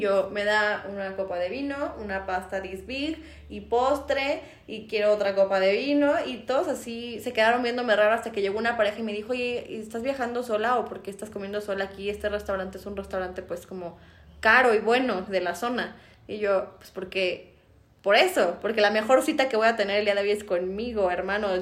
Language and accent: Spanish; Mexico; aquí en México a los que yo no me metería ni siquiera siendo mexicana